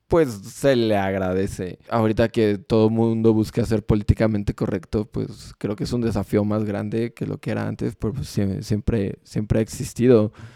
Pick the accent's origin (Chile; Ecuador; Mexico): Mexico; como mexicanos tenemos algo muy bueno